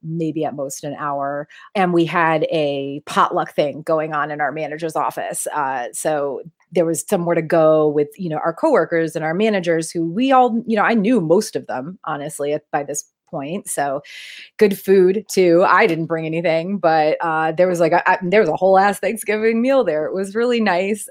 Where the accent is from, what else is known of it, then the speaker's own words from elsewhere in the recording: New England, United States; moved away as an adult; also born or lived in Florida / South Carolina; we're both from New England